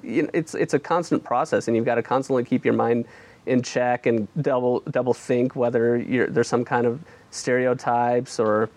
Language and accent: English; Midwest, United States; I grew up in a Muslim family, and we grew up in the Midwest, and, you know, my parents are you know, I wouldn't say they're extremely religious, but, you know, they're about as religious as your average Muslim